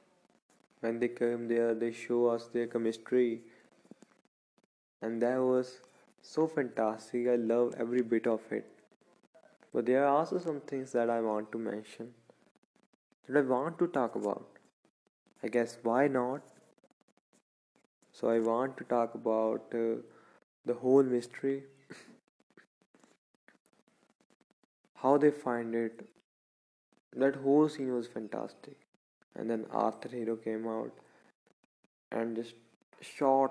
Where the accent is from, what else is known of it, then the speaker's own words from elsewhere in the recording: Punjab, India; I'm from Punjab.